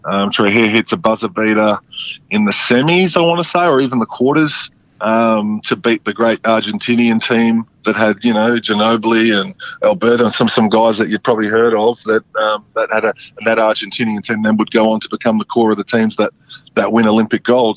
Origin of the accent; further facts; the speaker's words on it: Geraldton, Western Australia, Australia; I'm from Gerald.